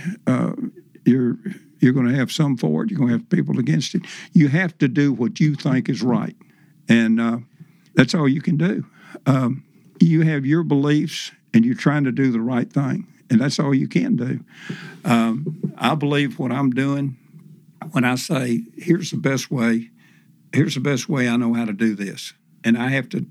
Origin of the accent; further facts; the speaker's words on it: Tennessee, United States; my home state of Tennessee